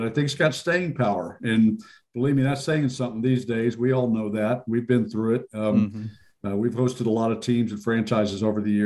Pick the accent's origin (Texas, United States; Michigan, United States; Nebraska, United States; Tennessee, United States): Texas, United States; Corpus Christi; also born or lived in New York; now in San Antonio, United States; I'm a South Texas kid. I grew up in Corpus Christi